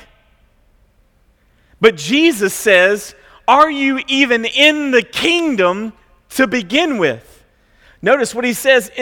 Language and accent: English; Franklin, Tennessee, United States; we grew up in Franklin, which was much more like 90210 than it was South Central Kentucky